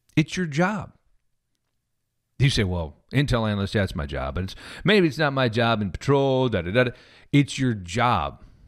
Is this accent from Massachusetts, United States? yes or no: no; Missouri, United States; moved away; also born or lived in Kansas City; I'm from Missouri originally